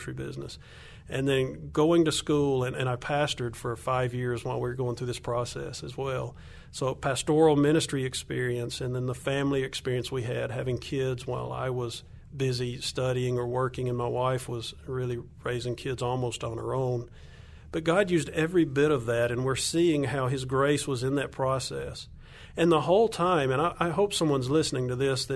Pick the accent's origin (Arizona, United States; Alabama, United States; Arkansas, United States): Alabama, United States; accent: Southern; moved away as an adult; now in Colombia; I'm from Alabama, if your listeners can't hear my accent